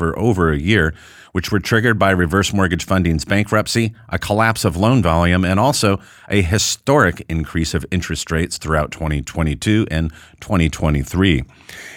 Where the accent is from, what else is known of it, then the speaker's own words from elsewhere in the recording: United States; us as American reverse mortgage professionals